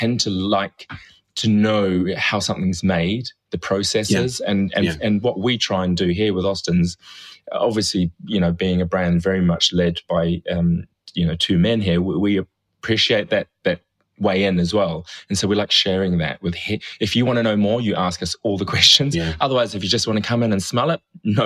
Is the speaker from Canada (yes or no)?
no; New Zealand; now in United Kingdom; growing up in New Zealand in the 70s